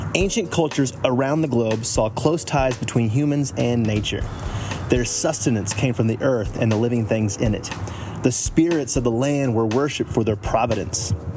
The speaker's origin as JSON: {"language": "English", "region": "Texas", "country": "United States", "tie": "born or raised there", "said": "I grew up Southern Baptist evangelical, state of Texas"}